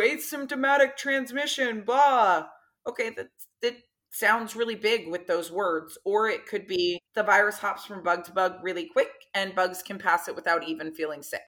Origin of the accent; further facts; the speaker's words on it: Florida, United States; I grew up in Florida